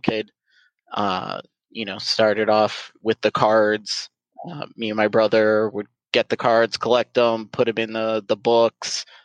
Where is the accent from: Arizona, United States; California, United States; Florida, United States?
Florida, United States; South; I born and raised in South Florida